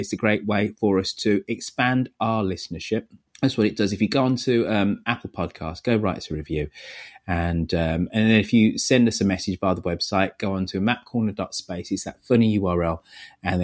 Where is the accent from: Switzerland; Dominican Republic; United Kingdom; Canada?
United Kingdom; now in United States; as a Brit over here in your wonderful country